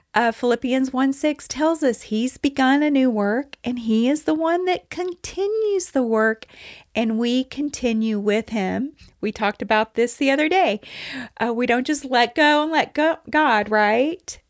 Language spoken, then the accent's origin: English; Texas, United States; I'm from Texas